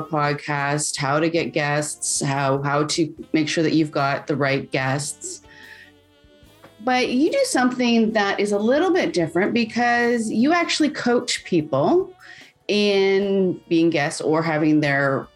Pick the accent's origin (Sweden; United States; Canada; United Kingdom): Canada; I'm Canadian, we're humble